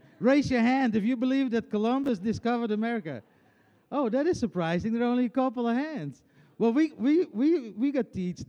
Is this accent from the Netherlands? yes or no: yes; Friesland, Netherlands; English is a second language; moved away as an adult; now in Tennessee, United States; I'm coming from Friesland